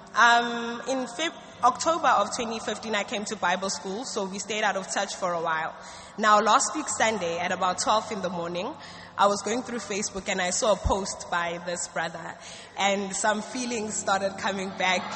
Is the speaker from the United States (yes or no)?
no; South Africa; now in Ghana; I'm a student of ABMTC Mampong and I'm from South Africa